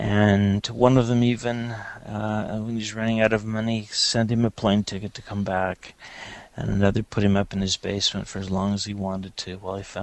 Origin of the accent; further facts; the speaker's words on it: Los Angeles, California, United States; moved away; I grew up in Los Angeles